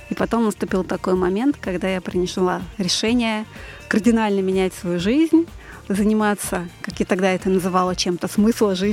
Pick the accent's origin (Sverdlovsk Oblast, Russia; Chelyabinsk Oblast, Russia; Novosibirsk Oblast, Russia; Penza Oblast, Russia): Novosibirsk Oblast, Russia; Novosibirsk; born there; now in Moscow Oblast, Russia; я родилась в славном городе Новосибирск. {S1} Далеко. Э, {S4} да, сейчас живу в Подмосковье